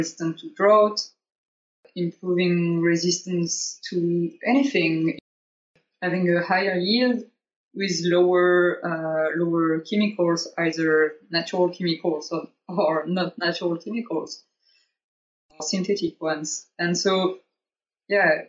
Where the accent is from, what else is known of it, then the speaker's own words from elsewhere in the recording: south of France, France; now in Germany; I'm from too, south of France